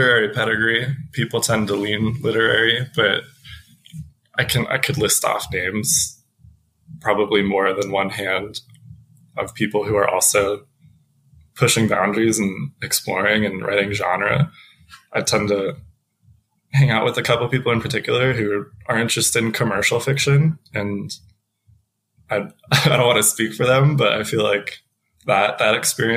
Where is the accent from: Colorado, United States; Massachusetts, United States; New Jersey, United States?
Colorado, United States; Denver; also born or lived in Columbia Falls, Montana; now in Montana, United States; I grew up primarily in Denver, and so right at the edge of the Rockies